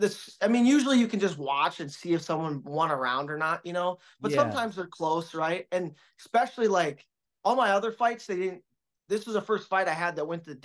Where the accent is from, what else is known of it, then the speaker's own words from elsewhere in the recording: Minnesota, United States; the difference is I came from Minnesota, so I know what cold is.